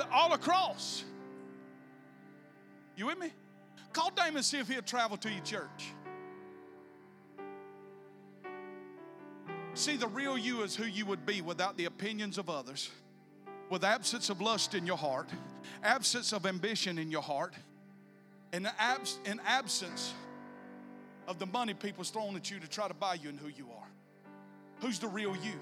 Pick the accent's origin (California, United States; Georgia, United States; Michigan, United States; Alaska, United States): Georgia, United States; South; also born or lived in Bacon County, Georgia; I was born and raised in South Georgia